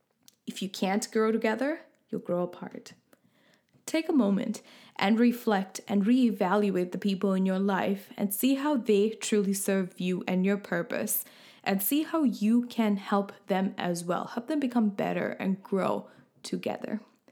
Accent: Sri Lanka; now in Canada; and then I'm from originally from Sri Lanka and now living in Canada.

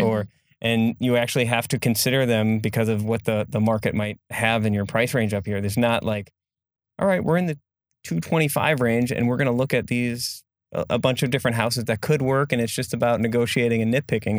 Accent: Egg Harbor, Wisconsin, United States; also born or lived in Sister Bay; I grew up in Egg Harbor and loved it

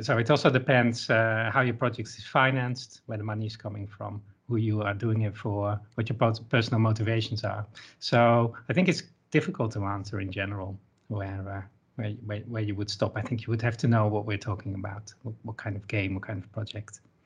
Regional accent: Netherlands; I'm from the Netherlands

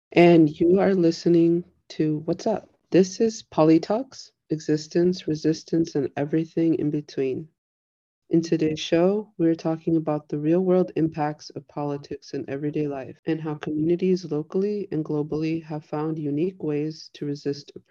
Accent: Pilsen, Illinois, United States; uh, so growing up, I grew up in Pilsen and I was like born and raised there. I didn't move out until like 2019, which was against my own will.

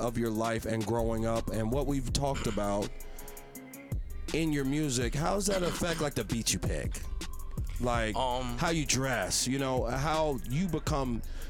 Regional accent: Philadelphia, Pennsylvania, United States; I'm a Philly nigga.

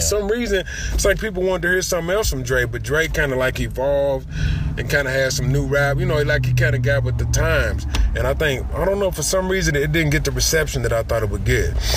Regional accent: Louisville, Kentucky, United States; I'm from Louisville, Kentucky

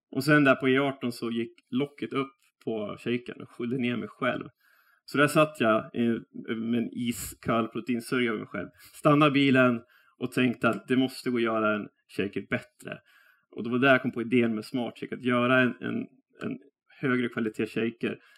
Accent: Västerås, Västmanland, Sweden; jag är eh, västeråsare

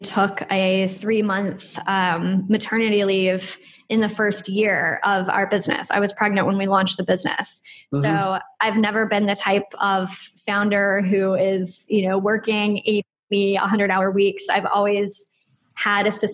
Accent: United States; moved away as an adult; now in Brighton, United Kingdom; I'm American and I'm living here in the UK

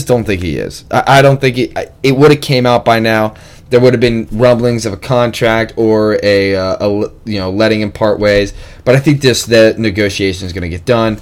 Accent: Cincinnati, Ohio, United States; I am currently out of Cincinnati, and I'm from Cincinnati

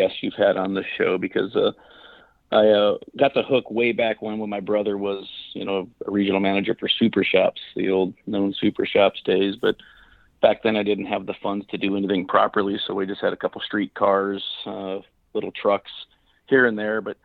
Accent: Arizona, United States; I moved to Arizona before I was 1 year old, so I would say I'm from Arizona

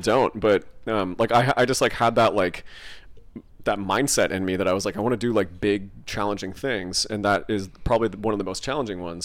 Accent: California, United States; a massive Iron Man race in my hometown

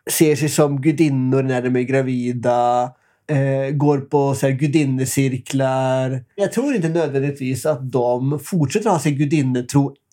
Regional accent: Norway; Så ska man ändå veta att här, det är ju där jag kommer ifrån.

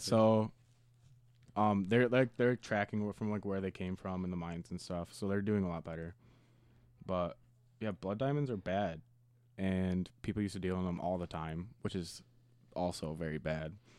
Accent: United States; as an American

